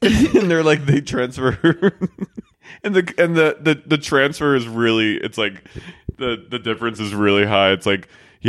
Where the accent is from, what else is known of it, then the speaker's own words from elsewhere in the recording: New Jersey, United States; because I'm from New Jersey